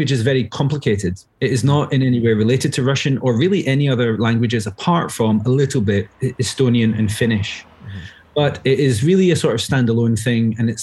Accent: Glasgow, Scotland, United Kingdom; accent: Glaswegian; moved away as an adult; also born or lived in Dubai, United Arab Emirates; go as Glaswegian as possible

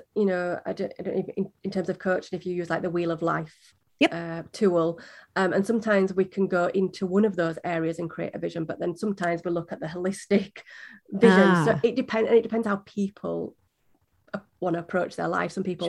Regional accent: Yorkshire and the Humber, United Kingdom; I'm from Yorkshire in the UK.

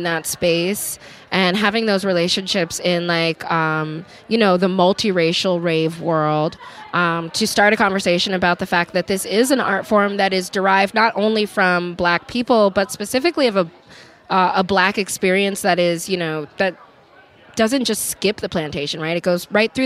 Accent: New York, United States; now in Los Angeles, United States; growing up in New York

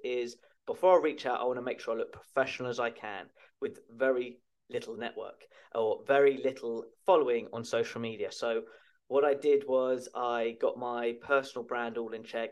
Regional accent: Chertsey, South East England, United Kingdom; my local gym where I was brought up in Chertsey Addlestone in Surrey in the United Kingdom

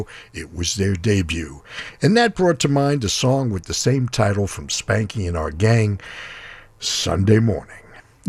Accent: New York City, New York, United States; now in Southern California, United States; When I was a kid growing up in Manhattan

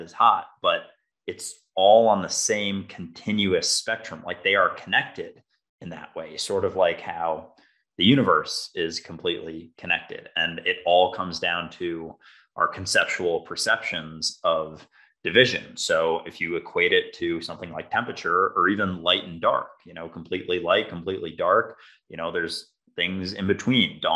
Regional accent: Minnesota, United States; growing up in Minnesota, we would all be in shorts out at recess

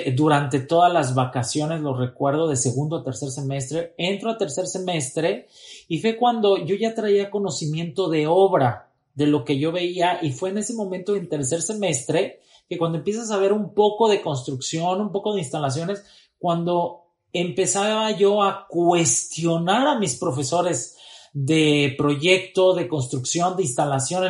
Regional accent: Tuxtla Gutiérrez, Chiapas, Mexico; moved away as an adult; also born or lived in Querétaro / Veracruz; Soy oriundo de Tuxtla Gutiérrez, Chiapas

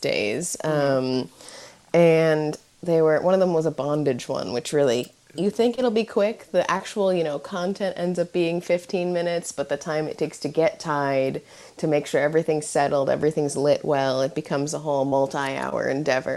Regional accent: New York City, New York, United States; as a New Yorker

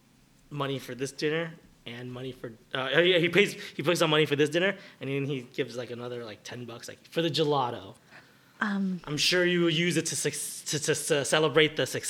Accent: Boston, Massachusetts, United States; I should probably get back home. I'm from Boston.

